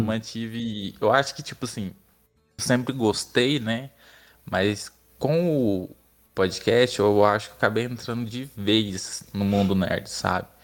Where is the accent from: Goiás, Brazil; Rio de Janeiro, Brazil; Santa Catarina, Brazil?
Goiás, Brazil; Barro Alto; moved away as an adult; now in Goiânia, Brazil; Sou de Barro Alto.